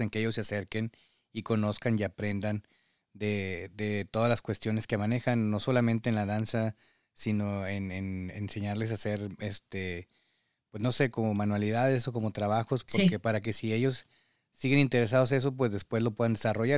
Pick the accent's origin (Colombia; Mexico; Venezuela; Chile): Mexico; moved away as an adult; now in United States; padres mexicanos que emigramos en estas circunstancias